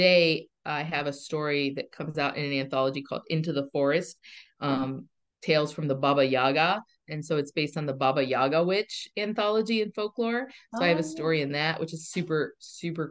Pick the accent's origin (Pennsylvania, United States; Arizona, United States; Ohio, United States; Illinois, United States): Pennsylvania, United States; Kittanning; my hometown of Kittanning, Pennsylvania